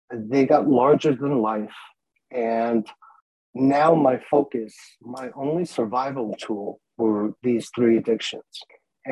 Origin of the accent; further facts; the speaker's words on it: Tehran, Tehran Province, Iran; I was born in Tehran, Iran, during the war.